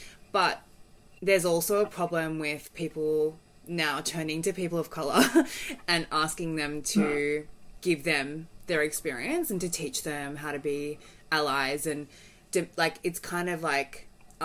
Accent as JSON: {"language": "English", "town": "Melbourne", "region": "Victoria", "country": "Australia", "tie": "born or raised there", "said": "I was raised in Australia, you know, in Bayside, St. Kilda."}